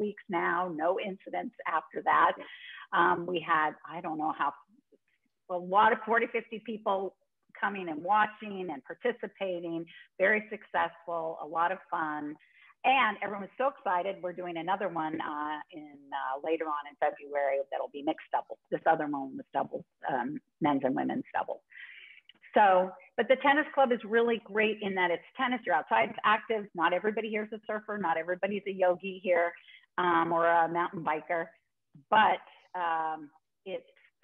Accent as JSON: {"language": "English", "area": "San Francisco Bay Area", "region": "Northern California", "country": "United States", "tie": "born or raised there", "also_born_or_lived": "Silicon Valley", "moved": "as an adult", "lives_now": "Nosara, Costa Rica", "said": "I grew up there. I went to school, my career, everything in the Bay Area"}